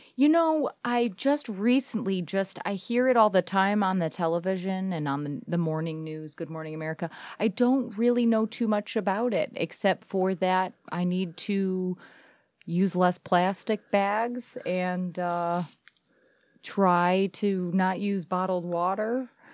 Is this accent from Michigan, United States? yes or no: yes; Beverly Hills, Michigan, United States; I'm from Beverly Hills